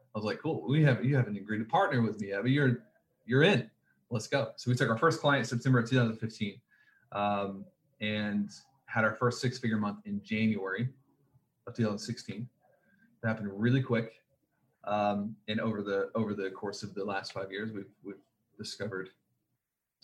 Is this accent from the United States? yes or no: yes; the South, United States; I was a kid and growing up in the South